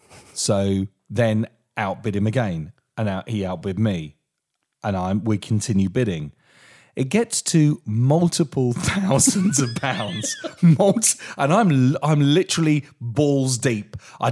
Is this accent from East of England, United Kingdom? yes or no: no; Portsmouth, South East England, United Kingdom; I'm a boy from Portsmouth, from a council house that's travelled all the way around the country.